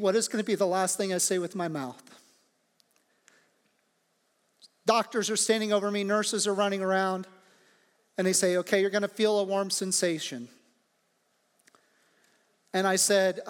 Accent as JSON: {"language": "English", "region": "Midwest", "country": "United States", "tie": "born or raised there", "moved": "yes", "said": "the natural response of everybody in my hometown would be to turn on the radio and see where the tornado actually touched down"}